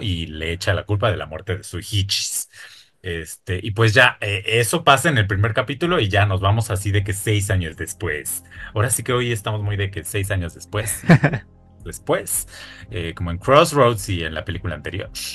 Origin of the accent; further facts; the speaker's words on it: Mexico City, Mexico; como citadino, como chilango.